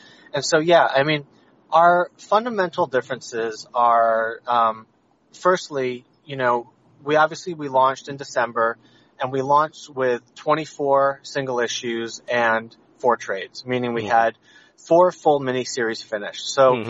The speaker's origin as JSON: {"language": "English", "region": "Massachusetts", "country": "United States", "tie": "born or raised there", "accent": "New England", "said": "Yeah, I grew up in the Boston area. So mm-hmm. my local comic book shops were New England Comics in Quincy. I'm from the South Shore."}